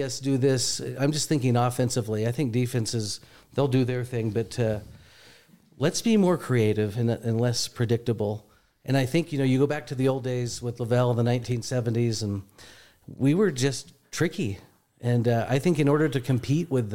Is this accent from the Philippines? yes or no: no; Texas, United States; I'm a Texan